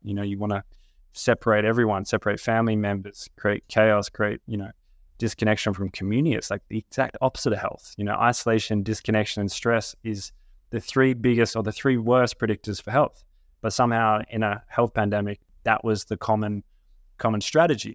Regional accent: Australia; growing up in Australia

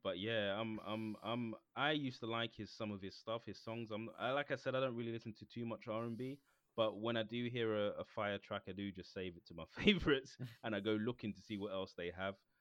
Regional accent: Jamaica; me being Jamaican

